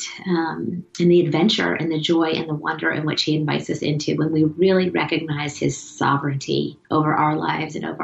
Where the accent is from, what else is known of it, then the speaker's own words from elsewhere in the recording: South Florida, United States; moved away as an adult; also born or lived in Auburn, Alabama; now in Connecticut, United States; I grew up in South Florida